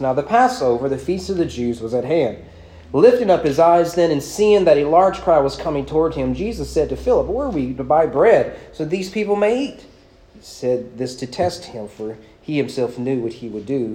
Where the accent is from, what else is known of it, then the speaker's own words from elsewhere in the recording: Owen County, Kentucky, United States; I'm from Owen County Public Schools.